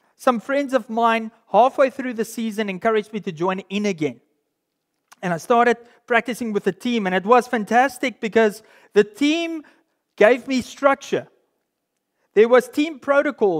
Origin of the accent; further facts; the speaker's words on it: South Africa; being a South African, I grew up in uh, in a school and in a cultural context where rugby was everything